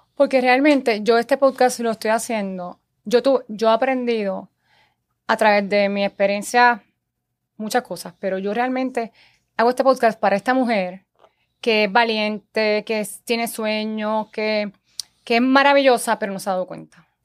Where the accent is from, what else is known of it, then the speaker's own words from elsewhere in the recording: Guaynabo, Puerto Rico; also born or lived in Santurce; yo nací en Santurce, me he criado en Guaynabo, llevo 38 años, 35 años viviendo en Guaynabo